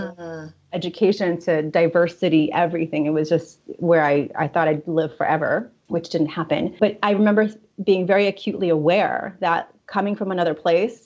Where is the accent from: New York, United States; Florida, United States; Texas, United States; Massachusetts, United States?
New York, United States; also born or lived in Russia / Italy; once we moved to New York when I was about 6 years old